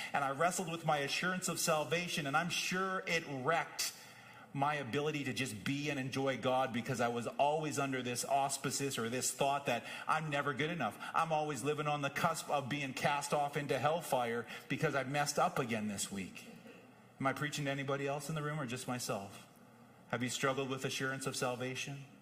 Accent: Whitewood, Saskatchewan, Canada; moved away; Both my home in Saskatoon and my home growing up in Whitewood

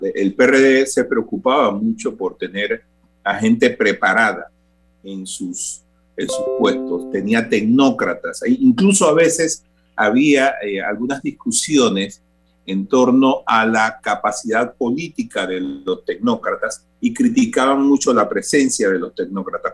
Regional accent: Panama; como panameños

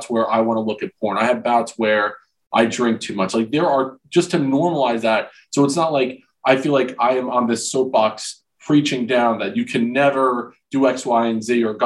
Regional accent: Old Bridge, New Jersey, United States; I grew up in Old Bridge, New Jersey, south of Rutgers

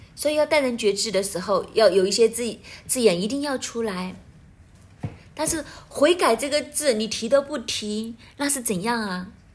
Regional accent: Hong Kong; 我们香港人

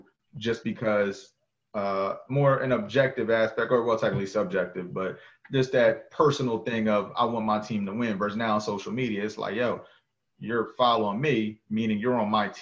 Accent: New Jersey, United States; moved away as an adult; also born or lived in North Carolina; I'm from New Jersey, knowing what part of New Jersey I'm from

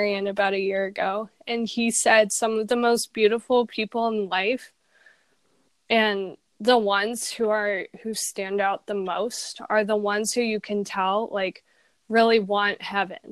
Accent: San Diego, California, United States; I'm from San Diego, California

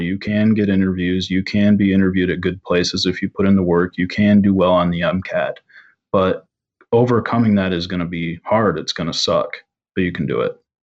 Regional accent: Michigan, United States; growing up in Michigan

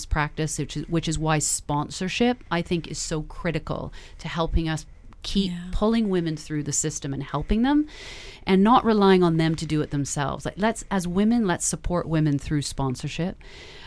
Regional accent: Canada; now in United Kingdom; I'm Canadian.

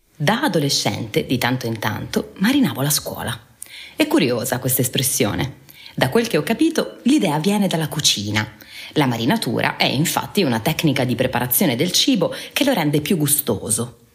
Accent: Taranto, Apulia, Italy; Taranto, la mia città d'origine

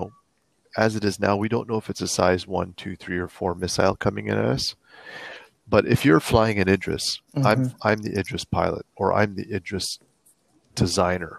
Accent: Canada; I'm speaking with my hands because I'm French Canadian

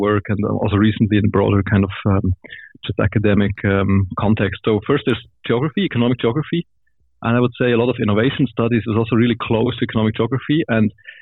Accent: Switzerland; also born or lived in Bern, Switzerland; I'm from Switzerland originally. I grew up in a small farmer's village there. And then I went to high school and university in Bern

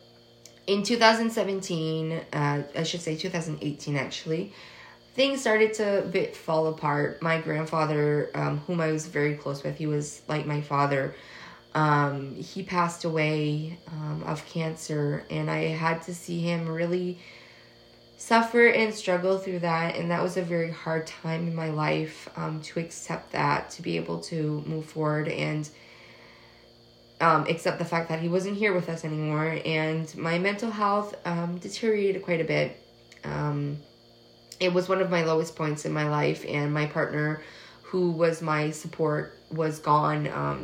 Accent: Massachusetts, United States; moved away; also born or lived in Atlantic Canada; I grew up in Massachusetts, so I went to an all-English school, and my main language was English growing up.

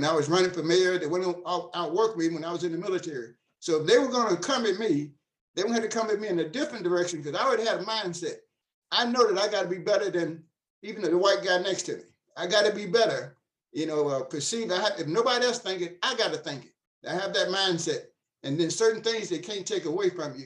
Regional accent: Nashville, Tennessee, United States; moved away as an adult; now in Frankfort, United States; I'm actually from Nashville, Tennessee, and I hail right now in Frankfort, Kentucky.

